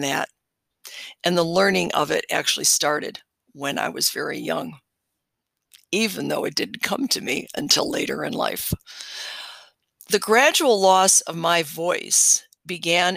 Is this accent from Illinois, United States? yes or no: yes; Chicago, Illinois, United States; moved away; also born or lived in Hawaii; I was born in Chicago, Illinois, and I was given another name at my birth that was chosen by my parents.